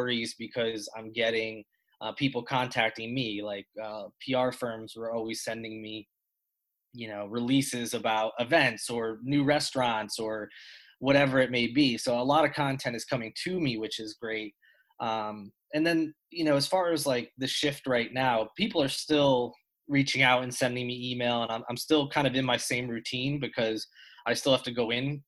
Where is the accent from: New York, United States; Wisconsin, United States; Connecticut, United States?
Connecticut, United States; now in Charleston, United States; I'm from Connecticut, and I moved here in 2007.